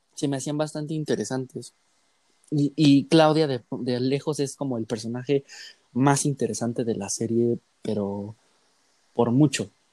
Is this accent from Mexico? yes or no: yes; Mexico; nosotros como mexicanos